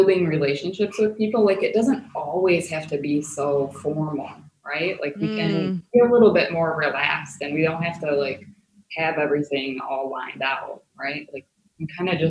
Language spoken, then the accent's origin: English; United States; now in Germany